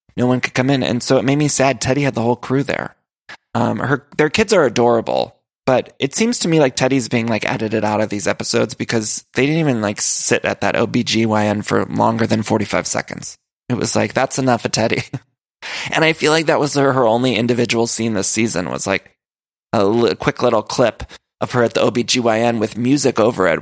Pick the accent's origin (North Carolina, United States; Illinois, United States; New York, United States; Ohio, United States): Ohio, United States; moved away; I'm from Ohio. Of course, my family's all there